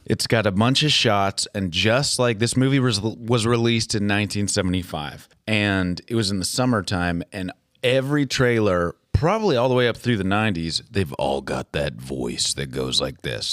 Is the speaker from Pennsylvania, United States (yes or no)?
no; Minnesota, United States; Chris and I grew up in Minnesota.